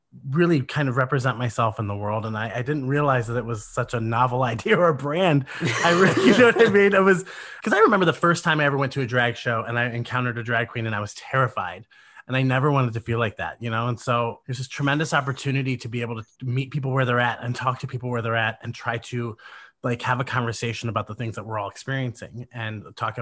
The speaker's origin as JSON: {"language": "English", "region": "Midwest", "country": "United States", "said": "I'm a Midwesterner"}